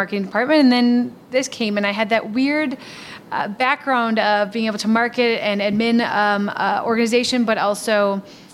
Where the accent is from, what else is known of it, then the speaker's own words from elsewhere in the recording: Milwaukee, Wisconsin, United States; also born or lived in Michigan / Washington, D.C.; born and raised in Milwaukee